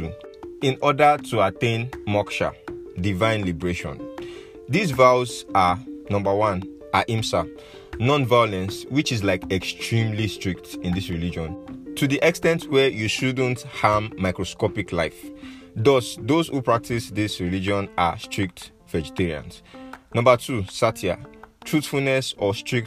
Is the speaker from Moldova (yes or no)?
no; Nigeria; my home country, Nigeria.